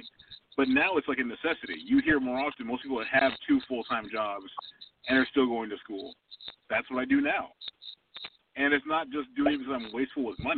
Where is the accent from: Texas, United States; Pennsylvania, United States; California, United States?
California, United States; growing up in California